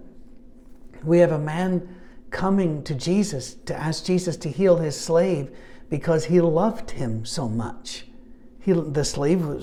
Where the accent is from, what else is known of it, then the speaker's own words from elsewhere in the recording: Scotland, United Kingdom; I'm Scottish